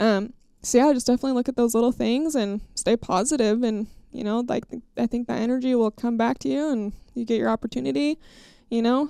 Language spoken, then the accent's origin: English; Idaho, United States; my home state of Idaho.